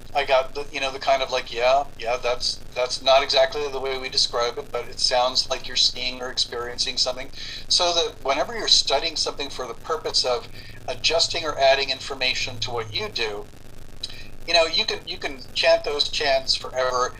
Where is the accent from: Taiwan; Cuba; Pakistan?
Cuba; moved away; I was born in Cuba